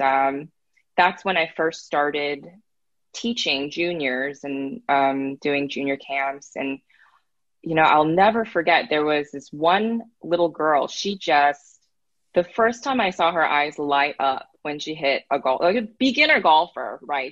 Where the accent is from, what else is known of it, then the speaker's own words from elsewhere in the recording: Northern California, United States; I grew up in Northern California